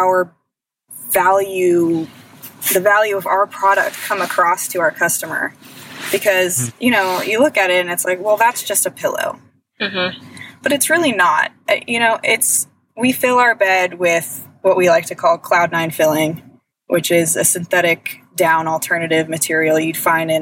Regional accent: Westlake Village, California, United States; also born or lived in upstate New York; I moved back home to California

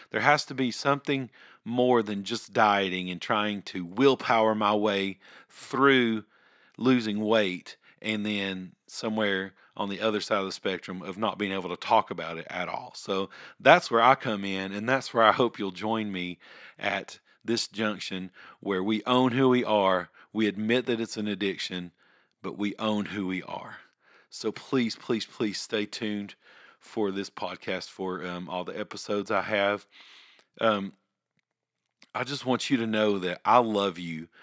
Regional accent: Ringgold, Georgia, United States; I grew up here in Ringgold, I, I have moved around several times, and, but, but this is home

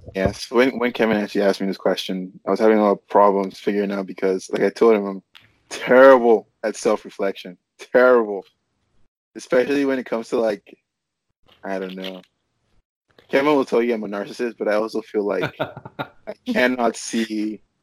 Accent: Nigeria; also born or lived in North Carolina; now in California, United States; I grew up in Nigeria

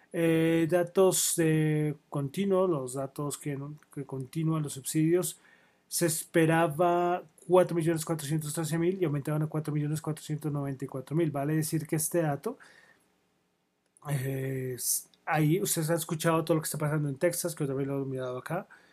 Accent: Colombia; Soy de Colombia

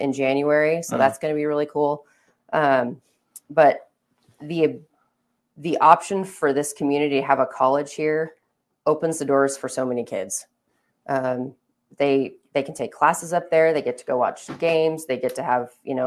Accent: Baker City, Oregon, United States; also born or lived in La Grande, Oregon; I'm from Baker, I live in Baker

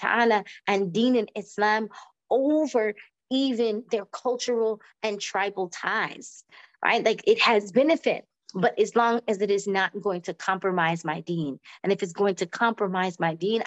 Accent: Florida, United States; moved away; also born or lived in New York; I'm from originally from Florida, so that sunshine, you know, and just the weather of the South

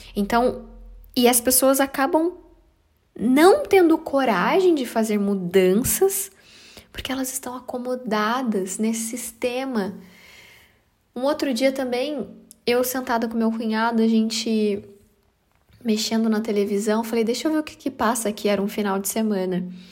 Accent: Brazil; moved away; minha terra sagrada

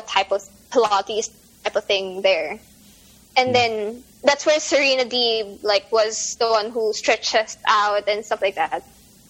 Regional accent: Philippines; moved away; I was from the Philippines

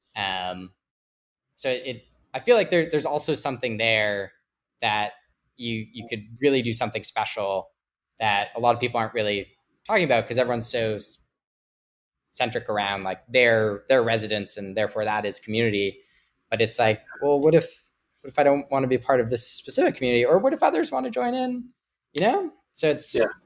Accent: Canada; I'm Canadian

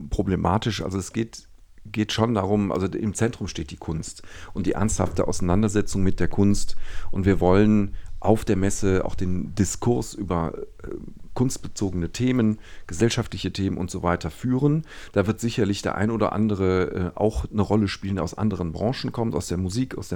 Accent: Düsseldorf, North Rhine-Westphalia, Germany; Ich bin ja in Düsseldorf geboren und aufgewachsen, zur Schule gegangen

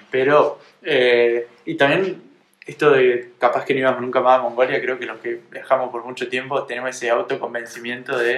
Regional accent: Argentina; estábamos en mi país

